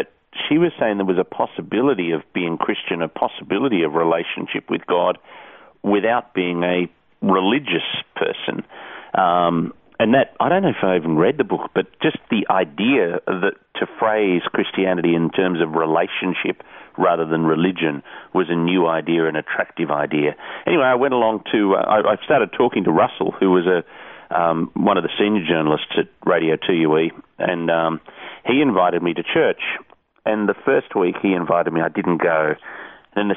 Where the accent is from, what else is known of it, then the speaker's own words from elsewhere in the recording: Sydney, New South Wales, Australia; also born or lived in England; I grew up in the Hills District in the northwest of Sydney.